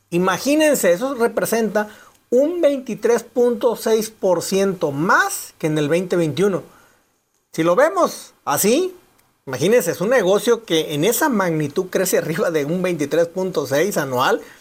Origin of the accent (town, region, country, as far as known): Mexico